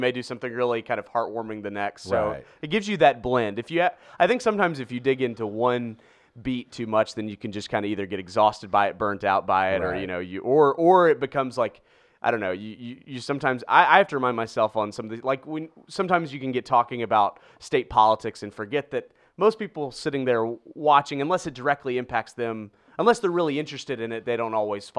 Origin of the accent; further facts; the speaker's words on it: St. Louis, Missouri, United States; when I can go back to my hometown and report. Yeah. And, you know, and the same thing that I really have admired so much about St. Louis is there is such an ownership and pride of St. Louis.